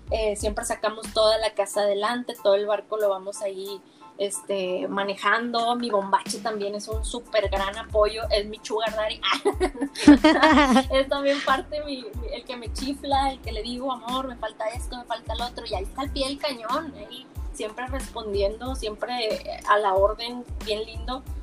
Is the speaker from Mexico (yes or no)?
yes; Monterrey, Nuevo León, Mexico; yo toda mi vida he vivido en Monterrey, soy de Monterrey